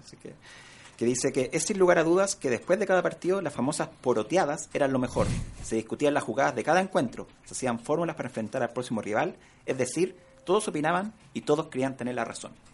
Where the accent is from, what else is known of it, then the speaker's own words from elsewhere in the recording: San Bernardo, Santiago Metropolitan Region, Chile; Yo crecí y me crié en San Bernardo